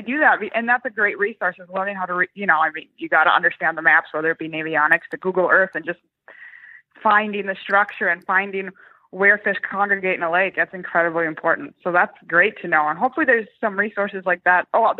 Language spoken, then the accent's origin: English; Minnesota, United States; I'm from Minnesota originally